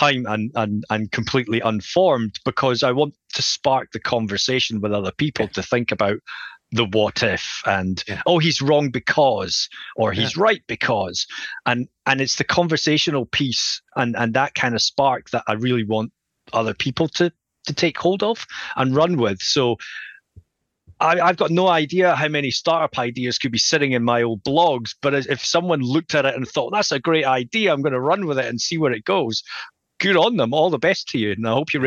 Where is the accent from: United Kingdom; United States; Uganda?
United Kingdom; Scotland; also born or lived in Edinburgh; if you just can tell from my accent, I'm from Scotland